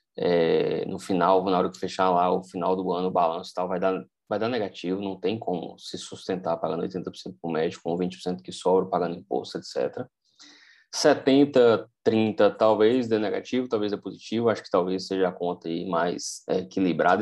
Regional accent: Vitória da Conquista, Bahia, Brazil; moved away as an adult; eu querer voltar para minha cidade natal, Vitória da Conquista

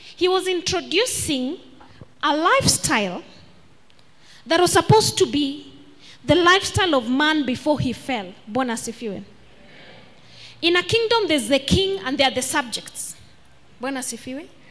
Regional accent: Kenya; I am Kenyan.

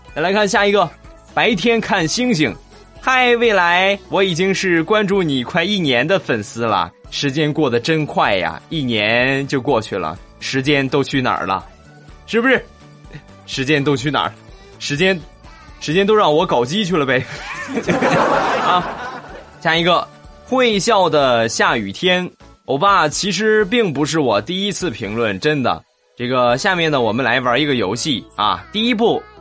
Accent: Shandong, China; accent: Shandong dialect; 但是我说山东话，你们可能就听不懂了。

